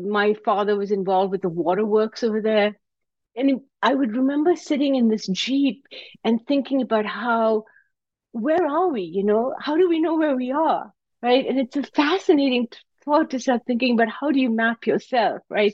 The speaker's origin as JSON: {"language": "English", "town": "Karachi", "region": "Sindh", "country": "Pakistan", "tie": "born or raised there", "moved": "yes", "lives_now": "United States", "said": "I grew up in Karachi, Pakistan"}